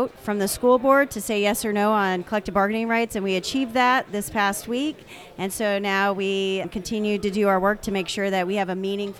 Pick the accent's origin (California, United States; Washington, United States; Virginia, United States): Virginia, United States; I'm from Northern Virginia in Prince William County.